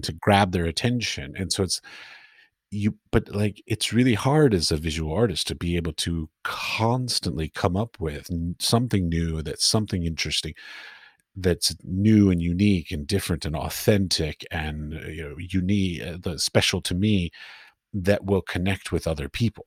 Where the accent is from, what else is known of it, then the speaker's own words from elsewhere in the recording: Washington, District of Columbia, United States; moved away as an adult; now in Europe; I grew up in Washington, D C, so I would go to art galleries in Washington, D C